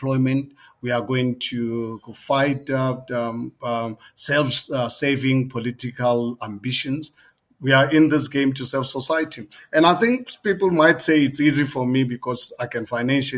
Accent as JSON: {"language": "English", "country": "South Africa", "said": "As a South African, 62 years of age, I lived more than half of my life under the apartheid system."}